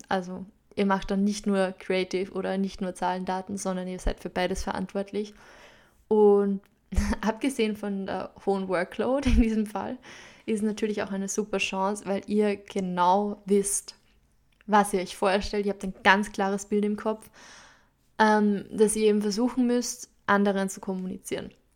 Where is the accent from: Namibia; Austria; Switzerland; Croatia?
Austria; Upper Austria; accent: Upper Austrian dialect; also born or lived in London; meinen oberösterreichischen Dialekt, der mir manchmal einfach reinrutschen wird